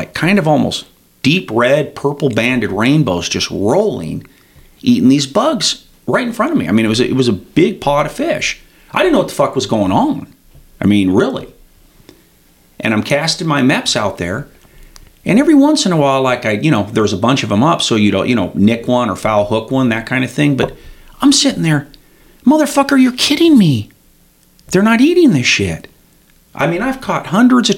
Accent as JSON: {"language": "English", "town": "Red Lodge", "region": "Montana", "country": "United States", "said": "I'm from Red Lodge ultimately"}